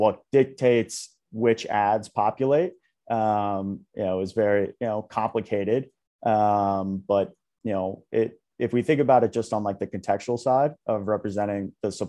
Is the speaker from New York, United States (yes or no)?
yes; New York, United States; So I grew up around the New York area, about 45, 50 minutes outside of Manhattan.